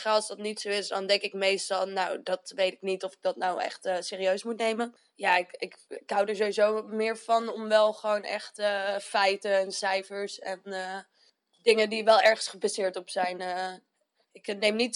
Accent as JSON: {"language": "Dutch", "town": "Arnhem", "region": "Gelderland", "country": "Netherlands", "tie": "born or raised there", "said": "Ik ben 26 eh, jaar. Ik ben een geboren en getogen Arnhemmer."}